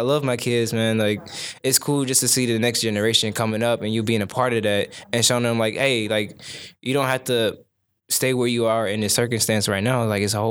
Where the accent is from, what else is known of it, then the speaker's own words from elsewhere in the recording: Akron, Ohio, United States; also born or lived in Decatur; But I'm originally from Akron